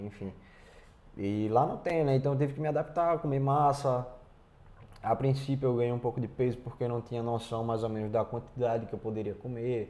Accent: Brazil; moved away as an adult; saí do Brasil sabendo falar português e um pouquinho de inglês

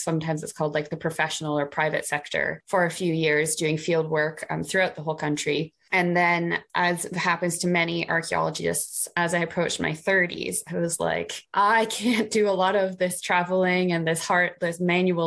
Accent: Canada; moved away as an adult; now in United Kingdom; I'm Canadian and I studied Near Eastern and Classical

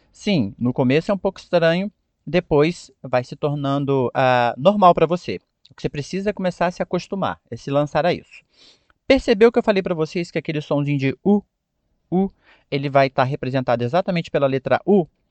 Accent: Brazil; nós, como brasileiros, falantes do português

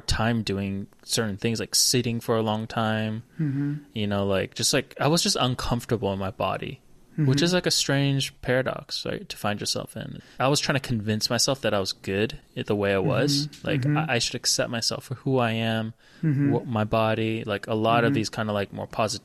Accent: Georgia, United States; also born or lived in Hawaii; when we moved to Georgia from Hawaii when I was 7

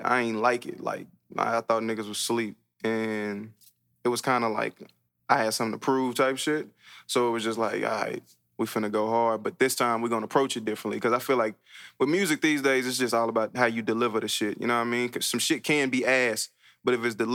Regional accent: Fort Worth, Texas, United States; Elinor is a street I grew up on in Fort Worth on the north side. That's where I was born

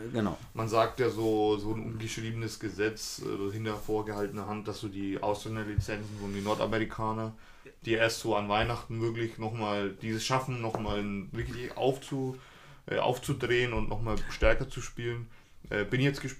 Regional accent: Frankfurt, Hesse, Germany; ich glaube, als Frankfurter, man, man sieht das wir sehen das ja auch ähm, immer

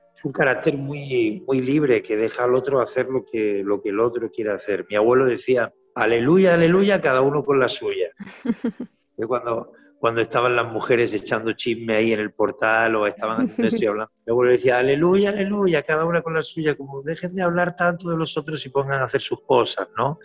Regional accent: Málaga, Andalusia, Spain; como buen malagueño, como buen andaluz

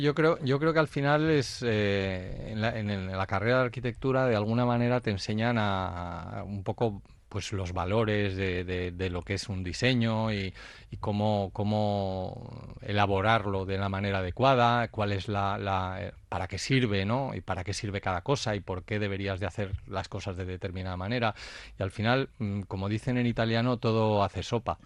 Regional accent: Spain; yo soy el primer español

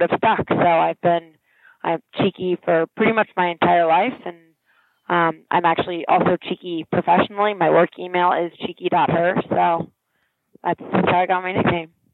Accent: Princeton, New Jersey, United States; I grew up in Princeton, New Jersey

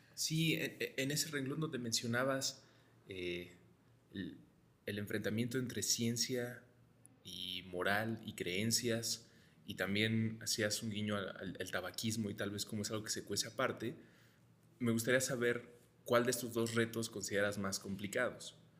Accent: Mexico; los mexicanos debemos sentir orgullo

